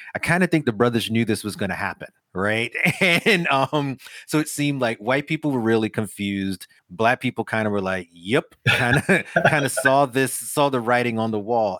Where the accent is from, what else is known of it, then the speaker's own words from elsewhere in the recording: New York, United States; I grew up in New York